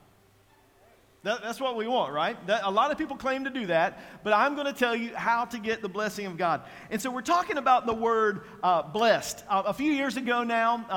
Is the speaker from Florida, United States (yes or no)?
no; Eastern North Carolina, United States; I am from Eastern North Carolina